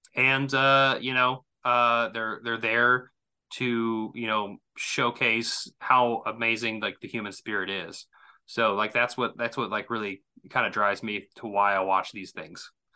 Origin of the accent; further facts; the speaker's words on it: Southwest Missouri, United States; I come from Missouri, so Southwest Missouri